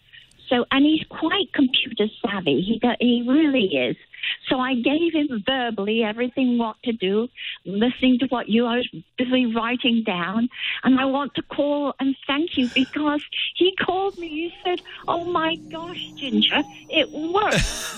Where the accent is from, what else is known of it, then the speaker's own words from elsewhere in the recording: England, United Kingdom; now in United States; as you can hear, I'm born and raised in England, but I am an American citizen and love it here.